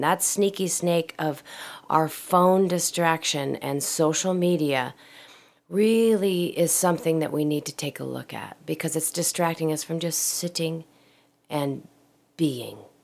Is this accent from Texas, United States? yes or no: no; Portland, Oregon, United States; moved away; I was in my hometown of Portland, Oregon